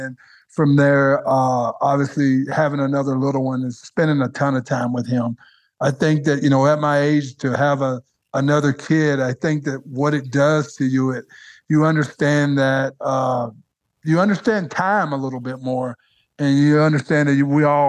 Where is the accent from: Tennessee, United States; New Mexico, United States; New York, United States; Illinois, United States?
Tennessee, United States; Dresden; now in Denver, United States; I'm still a country boy at heart. I just didn't get into fly fishing when I was growing up in Dresden